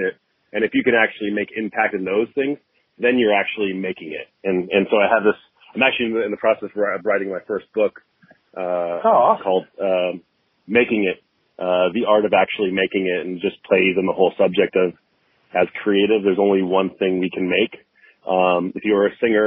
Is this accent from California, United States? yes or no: yes; San Diego, California, United States; also born or lived in Long Beach / Los Angeles; I grew up in San Diego, born and raised